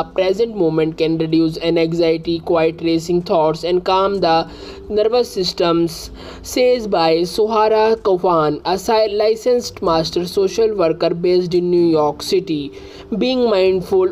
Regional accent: India; I am from India.

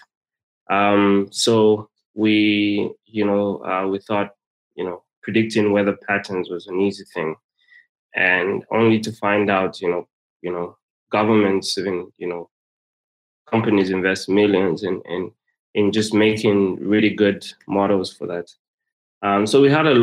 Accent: Zambia; I'm from Zambia

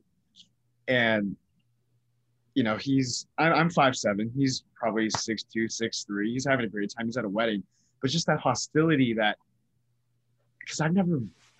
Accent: Bay Area, California, United States; growing up in the Bay Area

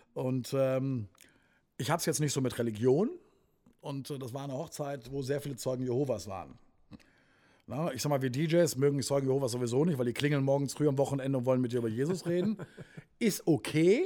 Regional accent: Wuppertal, North Rhine-Westphalia, Germany; moved away as an adult; now in Sauerland, Germany; ich bin ja gebürtiger Wuppertaler, also ich bin kein Ursauerländer, wobei jetzt aber seit 22, 23 Jahren mittlerweile hier

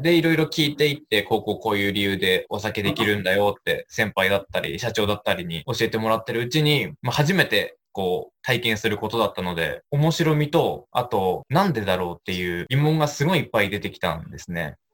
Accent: Sakata, Yamagata, Japan; 出身はそうです、酒田です。もうずっと生まれてから、ずっと酒田から出たことないので。

